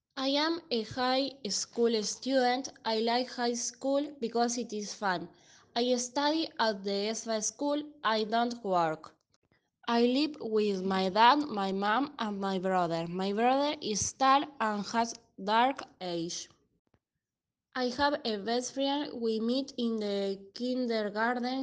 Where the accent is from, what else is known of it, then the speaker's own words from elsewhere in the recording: Leones, Córdoba, Argentina; English is a second language; I am from Leones. I like to live here because it is peaceful